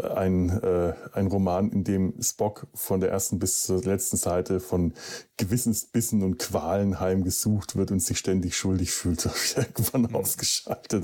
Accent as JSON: {"language": "German", "area": "Franconia", "region": "Bavaria", "country": "Germany", "said": "bei uns in Franken"}